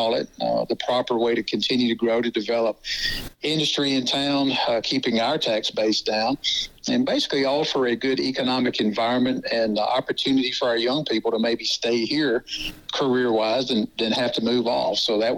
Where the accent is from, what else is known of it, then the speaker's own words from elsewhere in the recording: Mississippi, United States; also born or lived in Texas; My wife and I moved here in 1988 from Texas. We're both Mississippians by trade, if you will